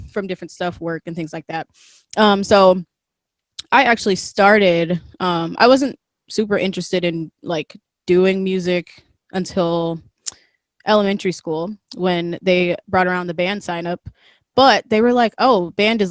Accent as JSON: {"language": "English", "region": "Wisconsin", "country": "United States", "tie": "born or raised there", "said": "So I am from Wisconsin. I'm currently in Wisconsin, thanks COVID. But yeah, so I grew up here with my mom and my brother."}